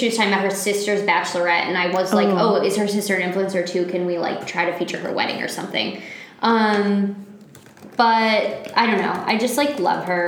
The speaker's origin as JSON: {"language": "English", "region": "Michigan", "country": "United States", "moved": "yes", "said": "I'm from Michigan."}